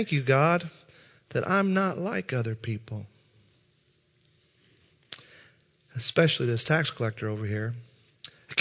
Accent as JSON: {"language": "English", "region": "Southern Indiana", "country": "United States", "moved": "yes", "lives_now": "St. Louis, United States", "said": "I'm from Southern Indiana"}